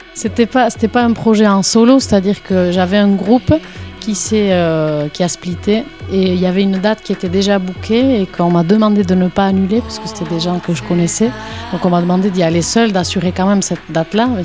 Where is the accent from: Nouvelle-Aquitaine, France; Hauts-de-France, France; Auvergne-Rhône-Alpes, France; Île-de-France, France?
Nouvelle-Aquitaine, France; Ciboure; je suis euh, de Cibourg, à côté de Saint-Jean-de-Luz, sur la côte basque